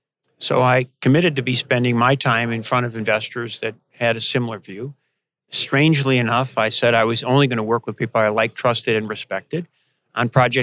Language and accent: English; outside of Chicago, Illinois, United States; now in Raleigh, United States; I grew up outside of Chicago